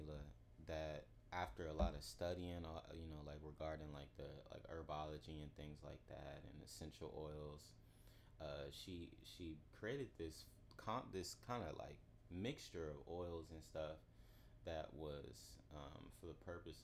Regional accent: Southeast DC, Prince George's County, Maryland, United States; also born or lived in Washington, D.C.; I was born in Southeast DC, you know, half of my life, and moved to PG, where I eventually finished my, you know, my all of my schooling

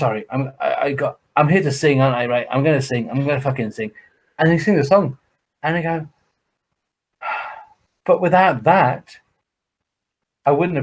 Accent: Somerset, South West England, United Kingdom; moved away; I'm actually from Somerset

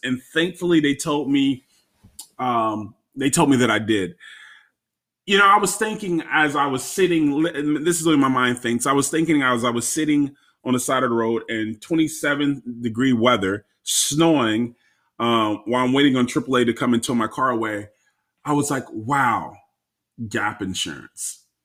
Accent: Florida, United States; moved away as an adult; now in Maryland, United States; I am from Florida, born and raised in Florida.

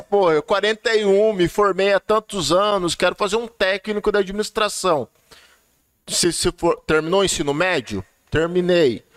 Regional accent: Cajati, São Paulo, Brazil; eu sou de Cajati, eu sou cajatiense

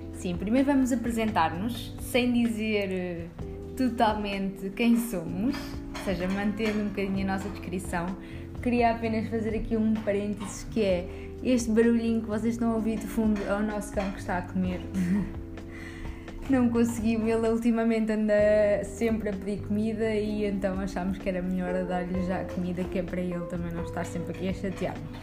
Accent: Coimbra, Centro, Portugal; moved away as an adult; also born or lived in Évora; now in Lisbon, Portugal; nasci em Évora e depois fui viver para Coimbra. Eu ah, vivi em Coimbra durante toda a minha adolescência

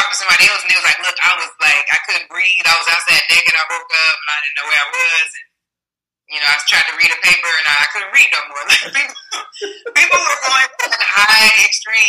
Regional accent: Chicago, Illinois, United States; Chicago. I grew up in the suburbs, though. I grew up in the south suburbs. Like, if people know Harvey, Illinois, or they know Homewood, Lossmore, that's, like, my stomping grounds for growing up

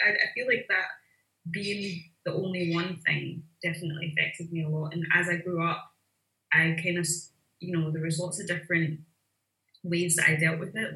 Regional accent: Glasgow, Scotland, United Kingdom; also born or lived in Harare, Zimbabwe; now in Dundee, United Kingdom; I moved to Glasgow um, when I was four years old.

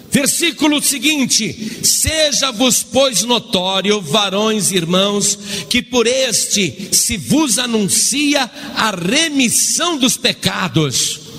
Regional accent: Italy; now in Guaratinguetá, Brazil; E eu estou há quatro anos no Brasil, eu sou italiano, eu sou padre ali em Guaratinguetá

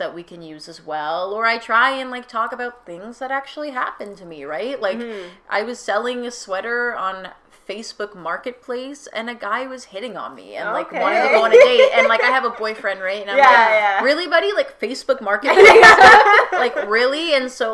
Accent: Lower Mainland, British Columbia, Canada; also born or lived in Kelowna; now in Vancouver, Canada; I'm from the Lower Mainland too

